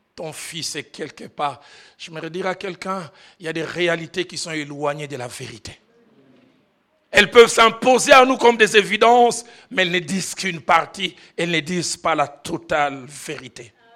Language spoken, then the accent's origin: French; Kinshasa, DR Congo; j'ai grandi à Kinshasa